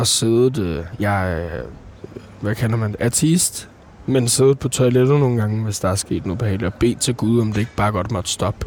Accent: Copenhagen, Capital Region of Denmark, Denmark; jeg er fra Nordvest

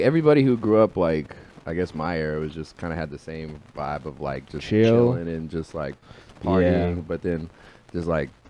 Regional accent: Stockton, California, United States; I'm like an hour outside the Bay.

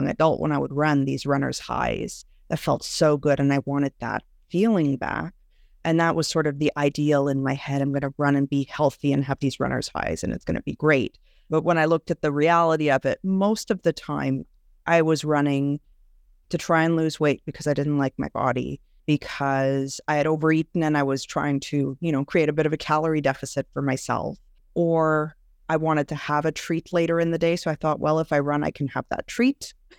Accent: Montreal, Quebec, Canada; now in Ontario, Canada; I am originally from Montreal, actually, but have moved out to a smaller town in Ontario.

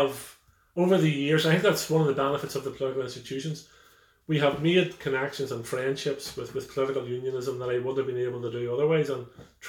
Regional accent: Northern Ireland, United Kingdom; Irishness, the Irish identity, the Irish language, the Irish culture, being Irish in this part of Ireland has been subdued for over 100 years.

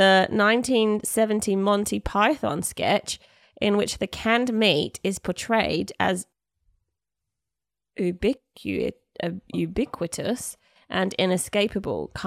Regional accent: England, United Kingdom; now in Australia; growing up in England

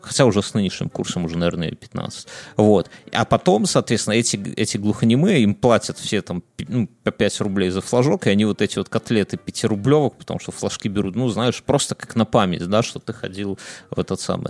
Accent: Belarus; я, я белорус

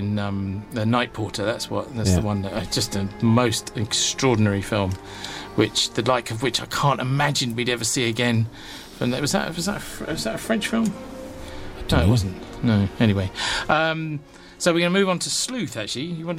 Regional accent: England, United Kingdom; you could tell I'm English, can't you?

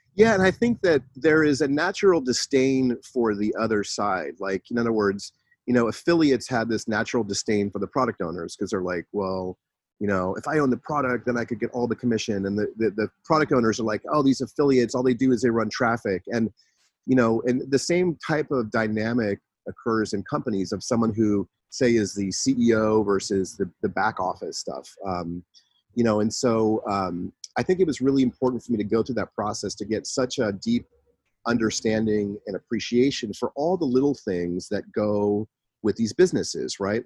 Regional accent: San Francisco Bay Area, California, United States; also born or lived in Los Angeles; I I grew up in the San Francisco Bay Area

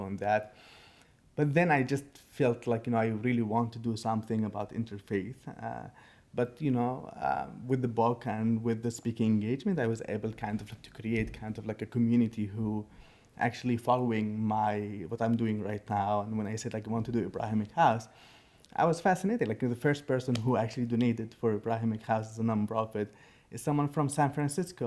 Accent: Sana'a, Amanat Al Asimah, Yemen; English is a second language; now in United States; I'm originally from Yemen, from Sana'a

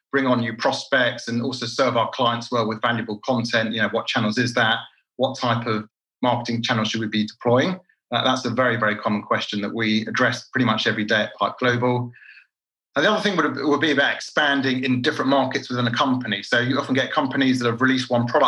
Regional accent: London, United Kingdom; moved away as an adult; now in Tel Aviv, Israel; Born and bred in London. I'm actually now living in Israel, in Tel Aviv. I've been here about 15 years

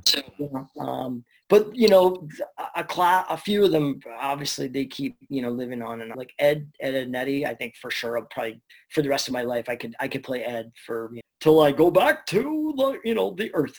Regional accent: Burnaby, British Columbia, Canada; I get local Burnaby guy, so I'm from Canada

